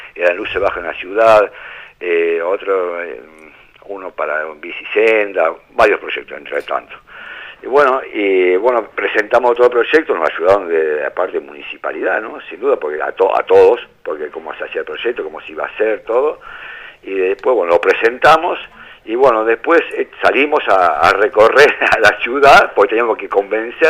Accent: América, Buenos Aires Province, Argentina; Yo soy de América, provincia de Buenos Aires

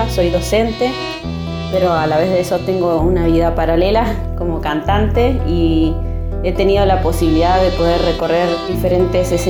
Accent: Río Mayo, Chubut, Argentina; intérprete y cantautora de la provincia de Chubut Arranqué la música ya hace 28 años. Arranqué a tocar la guitarra y a cantar en mi pueblo, en Río Mayo, a los 6 añitos.

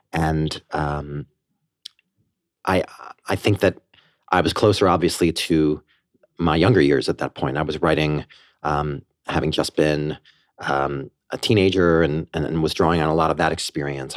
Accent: Port Washington, New York, United States; also born or lived in Banksville, Westchester, New York / Armonk, New York; I grew up on Long Island in Port Washington. I lived there until I was thirteen, and then my parents moved us to, uh, the Banksville area of Westchester

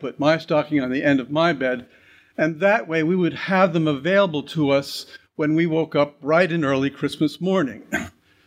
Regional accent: Great Neck, New York, United States; I grew up in Great Neck on the North Shore of Long Island

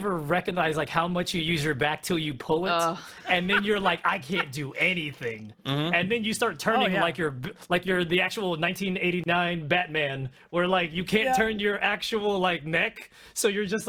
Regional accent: Texas, United States; We're from Texas.

